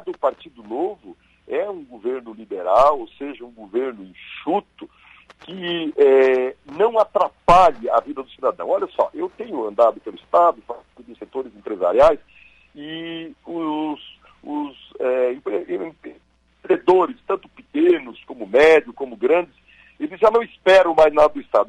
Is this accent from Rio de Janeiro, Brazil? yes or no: no; western Santa Catarina, Brazil; also born or lived in Florianópolis; now in Blumenau, Brazil; o oeste de Santa Catarina, onde eu nasci, cresci e de lá saí só aos 19 anos